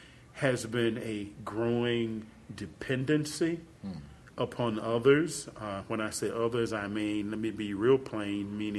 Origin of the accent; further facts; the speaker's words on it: Jackson, Mississippi, United States; I grew up in Jackson, Mississippi. I'm a child of the 60s and 70s.